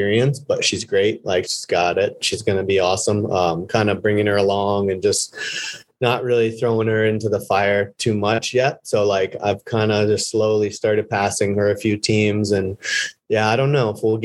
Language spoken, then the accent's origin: English; Vermont, United States; the town next to where I grew up in Vermont